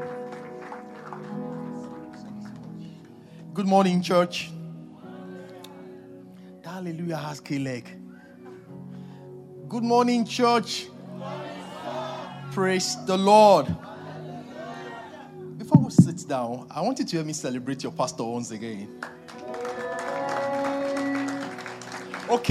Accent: Nigeria

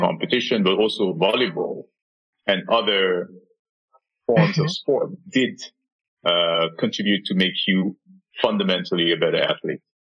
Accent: Senegal; moved away; Senegal, my home country

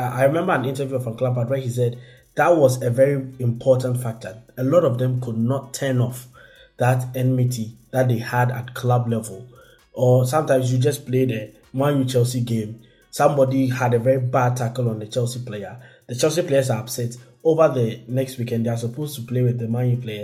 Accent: Belgium; I was born in Belgium

